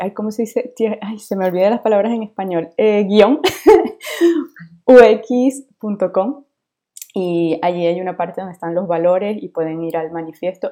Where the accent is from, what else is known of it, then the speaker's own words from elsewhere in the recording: Venezuela; now in France; yo soy de Venezuela, pero efectivamente vivo actualmente en Francia